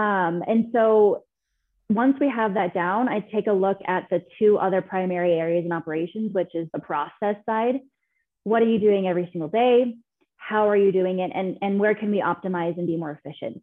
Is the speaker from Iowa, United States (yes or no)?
no; California, United States; moved away as an adult; now in Denver, United States; I'm from California originally. I now live in Denver, Colorado.